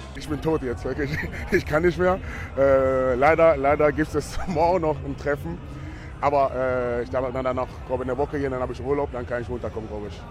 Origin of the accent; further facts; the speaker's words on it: eastern Germany, Germany; ich komme aus dem Osten